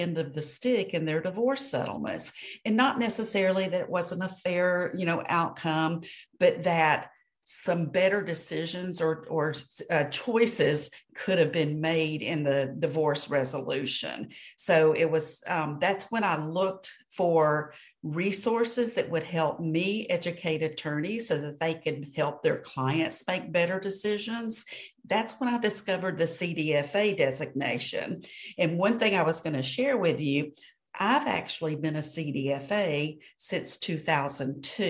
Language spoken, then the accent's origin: English; Atlanta, Georgia, United States; now in Birmingham, Alabama, United States; I grew up in Atlanta